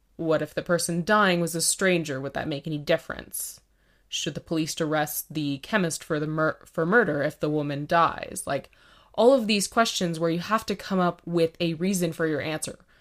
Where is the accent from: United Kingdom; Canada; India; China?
Canada; we're Canadian